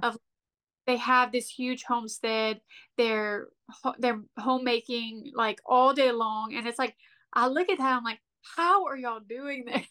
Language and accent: English; Lafayette, South Louisiana, United States; we're from Lafayette